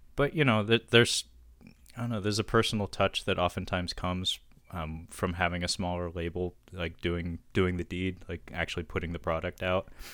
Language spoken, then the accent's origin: English; Seattle, Washington, United States; born and raised in Seattle